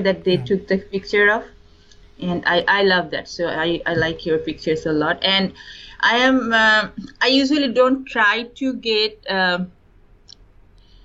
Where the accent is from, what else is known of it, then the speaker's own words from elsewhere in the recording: eastern India, India; first language Bengali; English is a second language; also born or lived in East Coast, United States; now in California, United States; I'm from India, and my mother tongue is Bengali, so I'm from, you can say, eastern part of India.